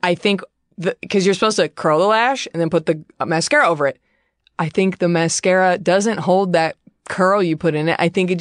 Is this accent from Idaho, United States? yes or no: no; Dallas, Texas, United States; Dallas, my hometown